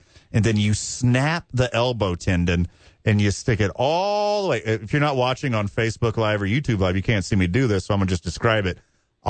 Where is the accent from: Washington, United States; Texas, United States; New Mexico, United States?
Texas, United States; Houston; moved away; I'm from Houston, baby.